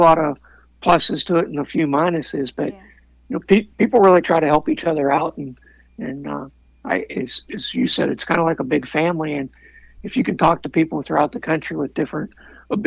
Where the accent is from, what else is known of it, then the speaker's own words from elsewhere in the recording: Pennsylvania, United States; growing up in Pennsylvania